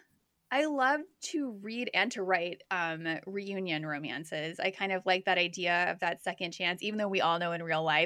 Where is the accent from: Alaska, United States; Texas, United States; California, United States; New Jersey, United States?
Texas, United States; Bedford; I grew up in Bedford, Texas, which is part of the Metroplex in Texas